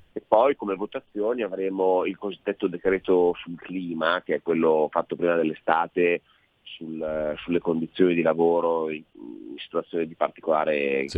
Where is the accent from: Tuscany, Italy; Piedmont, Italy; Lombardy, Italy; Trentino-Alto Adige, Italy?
Piedmont, Italy; Alessandria; io abito vicino a Vado, perché io sono di Alessandra